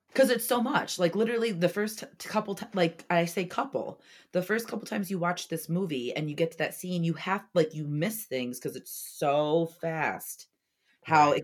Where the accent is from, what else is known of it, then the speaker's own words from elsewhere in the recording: Orlando, Florida, United States; I was born in Orlando